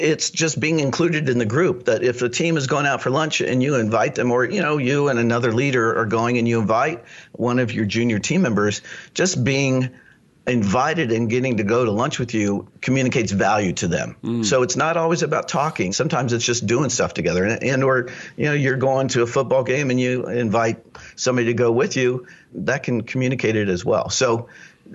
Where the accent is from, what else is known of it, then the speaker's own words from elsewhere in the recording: Lawrence, Kansas, United States; I grew up in Lawrence, Kansas, where the University of Kansas is.